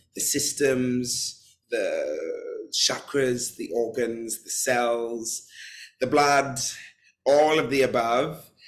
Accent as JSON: {"language": "English", "region": "London", "country": "United Kingdom", "tie": "born or raised there", "said": "I'm born and raised in London"}